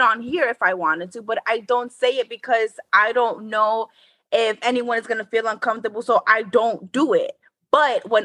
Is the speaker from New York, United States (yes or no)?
yes; New York City, New York, United States; we're from New York. So in New York, we're a melting pot